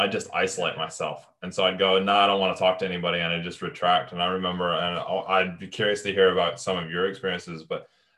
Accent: United States; moved away; I was in the States back in my hometown in 2015.

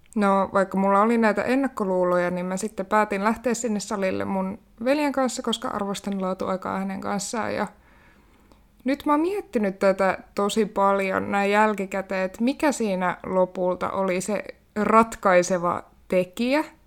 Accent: Kainuu, Finland; moved away as an adult; also born or lived in Haukipudas, Finland; now in Helsinki, Finland; olen syntynyt Haukiputtaalla vuonna 1996. Sittemmin siirtynyt Kainuuseen kasvamaan ja nykyään tosiaan asustelen täällä Helsingissä

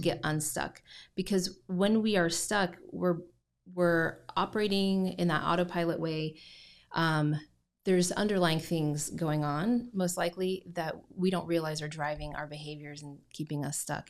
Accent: Indiana, United States; also born or lived in Southern Utah; now in Gallatin, United States; I grew up in Indiana

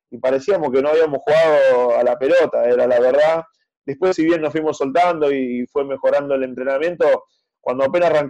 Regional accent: Pergamino, Buenos Aires Province, Argentina; por la pasé en mi ciudad, soy de Pergamino

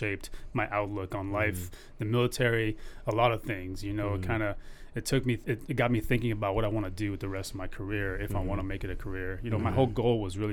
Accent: Lincoln, Nebraska, United States; also born or lived in Afghanistan; So we left in 81 and then we came here to the States. I grew up in Lincoln, Nebraska

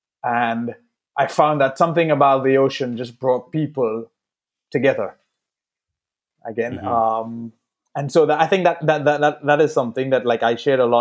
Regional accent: Trinidad & Tobago; growing up in Trinidad

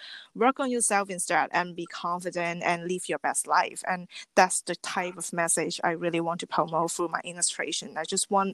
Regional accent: Hong Kong; I'm born and raised in Hong Kong

